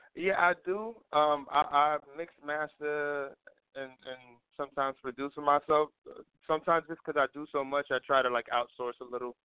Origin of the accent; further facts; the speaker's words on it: New York City, New York, United States; born and raised in East New York